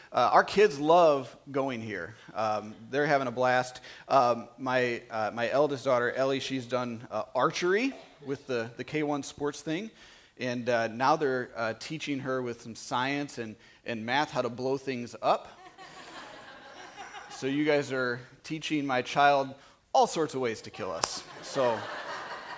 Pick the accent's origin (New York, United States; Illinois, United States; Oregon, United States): Illinois, United States; Manteno; moved away as an adult; I grew up in Manteno